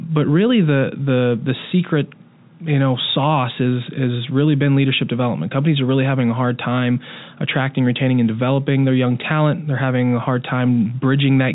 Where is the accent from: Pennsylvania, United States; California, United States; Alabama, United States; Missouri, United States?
Pennsylvania, United States; Pittsburgh; moved away as an adult; now in Kansas City, United States; based in Pittsburgh, mm-hmm. My hometown